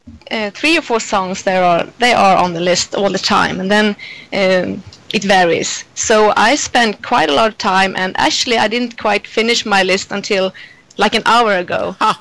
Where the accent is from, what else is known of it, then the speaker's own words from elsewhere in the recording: Gothenburg, Västra Götaland, Sweden; English is a second language; from Gothenburg, Sweden.